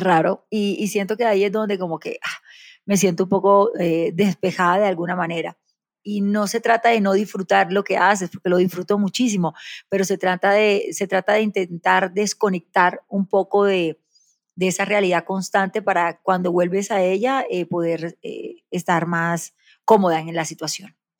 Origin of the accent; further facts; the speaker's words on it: Barranquilla, Atlántico, Colombia; also born or lived in Soledad, Atlántico; nací en Soledad Atlántico, me crié en Barranquilla